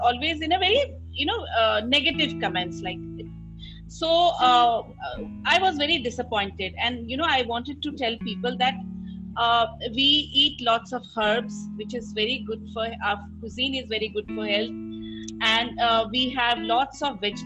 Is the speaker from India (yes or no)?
yes; Assam, India; now in Delhi, India; I'm from Assam